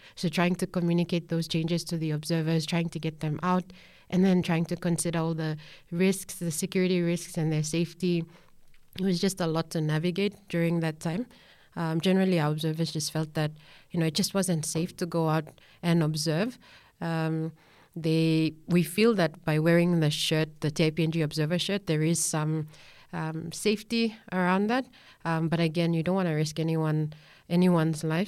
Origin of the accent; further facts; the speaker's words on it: Central Province, Papua New Guinea; I'm from Central Province, and it is so good